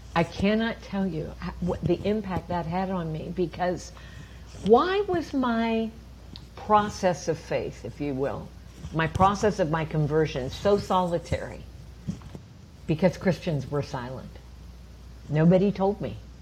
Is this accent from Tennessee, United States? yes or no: no; Champaign, Illinois, United States; I grew up in the Midwest of America in a town called Champaign, Illinois, uh, south of Chicago.